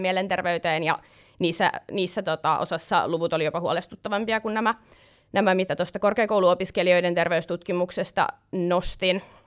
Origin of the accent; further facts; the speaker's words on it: Tampere, Pirkanmaa, Finland; moved away as an adult; now in Helsinki, Finland; maantieteellisesti mä tuun Tampereelta, mutta nykyään asun Helsingissä